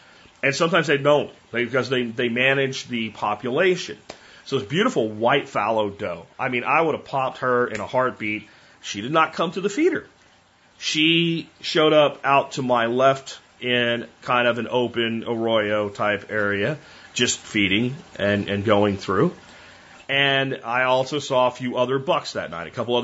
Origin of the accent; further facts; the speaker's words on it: Pennsylvania, United States; moved away; I grew up in Pennsylvania